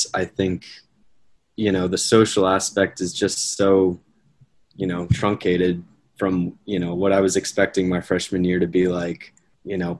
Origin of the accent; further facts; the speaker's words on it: Cheverly, Maryland, United States; I'm from Cheverly, Maryland, and I am on campus this year